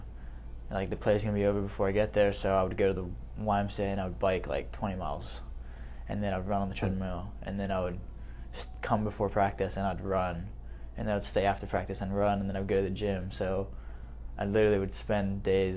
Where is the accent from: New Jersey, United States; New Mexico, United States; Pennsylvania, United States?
Pennsylvania, United States; Maple Glen; I grew up in the house 5 minutes away from here in technically Ambler Post Office, but really in Maple Glen